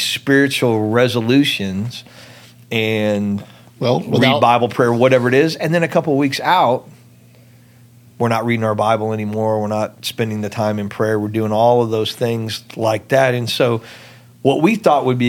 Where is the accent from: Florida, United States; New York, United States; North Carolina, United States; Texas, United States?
Texas, United States; Dallas; also born or lived in Houston, Texas / Spring, Texas; I grew up in Dallas